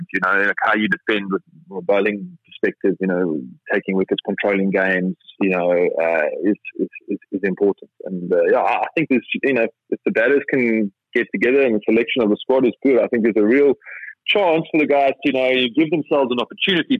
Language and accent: English; South Africa; being a South African opening batsman